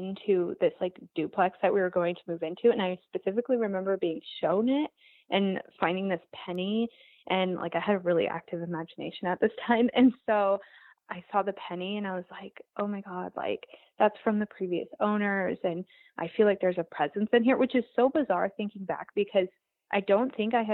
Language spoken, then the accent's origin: English; Montana, United States; moved away; I'm from Montana originally.